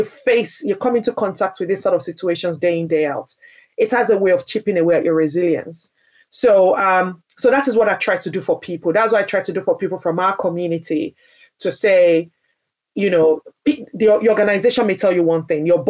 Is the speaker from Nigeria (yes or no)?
yes; Nigeria; now in United Kingdom; I grew up in Nigeria, which is a majority Black country